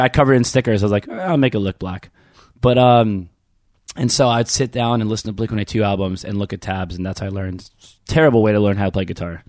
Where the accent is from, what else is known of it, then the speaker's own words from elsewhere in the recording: Baltimore suburbs, Maryland, United States; I grew up in one of those neighborhoods